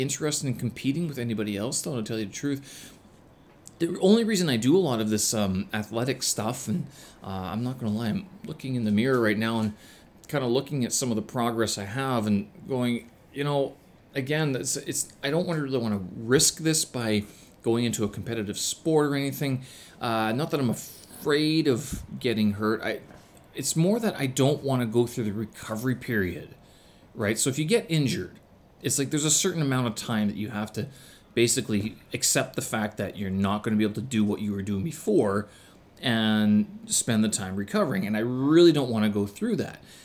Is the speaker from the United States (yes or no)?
no; Canada; moved away; being a Canadian